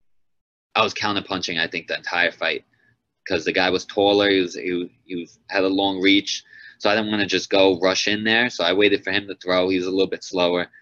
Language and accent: English; Long Island, New York, United States; my first five fights were all in Long Island in my hometown